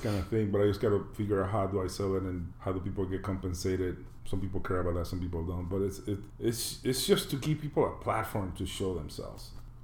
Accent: Panama; moved away; I'm from Panama originally.

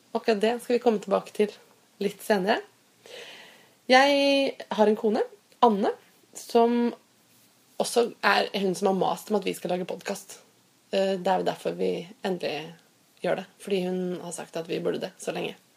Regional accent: Fredrikstad, Østfold, Norway; now in Oslo, Norway; Jeg kommer nemlig fra Fredrikstad, og der sier vi ikke sau, men sau

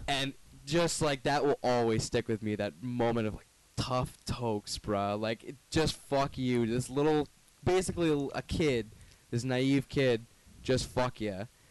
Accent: Brantford, Ontario, Canada; moved away as an adult; now in Toronto, Canada; I'm from Brantford, pretty small town.

